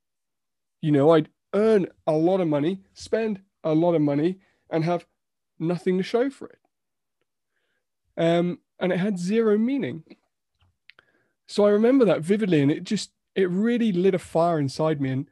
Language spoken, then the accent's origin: English; United Kingdom; we're so British sometimes